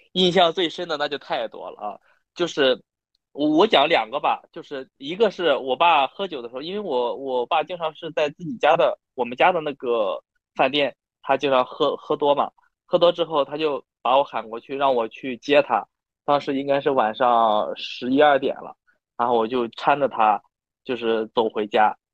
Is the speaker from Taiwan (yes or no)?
no; Shandong, China; 我是山东人嘛，然后我从小就经历过这种酒桌文化，然后我爸也是做餐饮这方面的